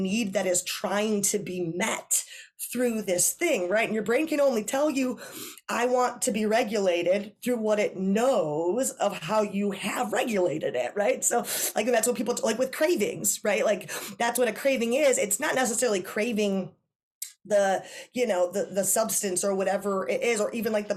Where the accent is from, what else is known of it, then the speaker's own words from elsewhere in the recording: Wisconsin, United States; I'm from Wisconsin